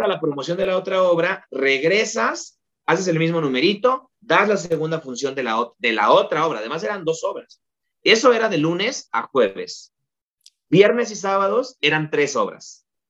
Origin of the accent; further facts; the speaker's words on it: Mexico; moved away as an adult; now in Tijuana, Mexico; Y yo, de México